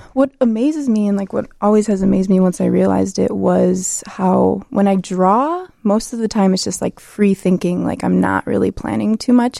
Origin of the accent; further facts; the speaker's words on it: Chicago, Illinois, United States; I am from Chicago. I grew up in Chicago, um, but my parents are from Poland, and they moved here in the seventies.